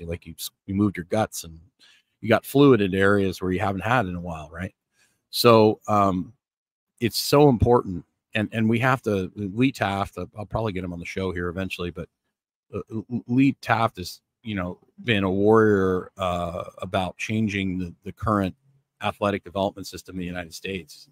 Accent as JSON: {"language": "English", "country": "Canada", "tie": "born or raised there", "said": "I grew up in Canada"}